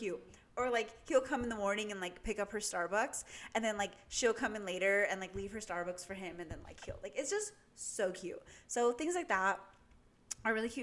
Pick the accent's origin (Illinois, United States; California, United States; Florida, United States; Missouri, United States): California, United States; Southern; moved away as an adult; now in Northern California, United States; I'm from SoCal, like, and I'm gonna move back right after graduation